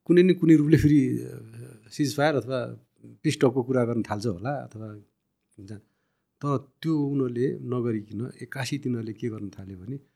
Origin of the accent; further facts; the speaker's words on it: Dang, Lumbini Province, Nepal; अब दाङ मेरो घर पनि हो पुर्ख्यौली घर